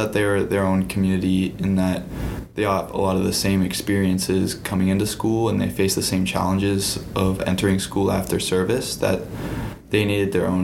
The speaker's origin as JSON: {"language": "English", "town": "Columbus", "region": "Ohio", "country": "United States", "tie": "born or raised there", "moved": "as an adult", "lives_now": "Chicago, United States", "said": "I grew up in Columbus, Ohio"}